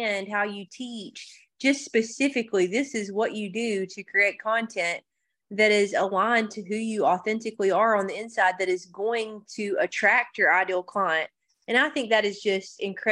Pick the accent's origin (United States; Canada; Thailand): United States; Georgia; So I'm originally from Georgia, in the state of Georgia.